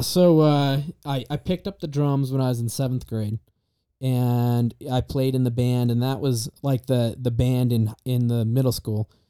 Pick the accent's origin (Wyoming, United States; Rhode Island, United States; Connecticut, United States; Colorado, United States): Wyoming, United States; Star Valley; now in Idaho, United States; I'm from Star Valley, Wyoming.